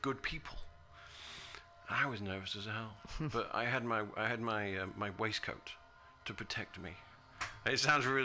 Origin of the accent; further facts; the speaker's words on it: United Kingdom; moved away as an adult; now in United States; I'm from a British country, I'm from Great Britain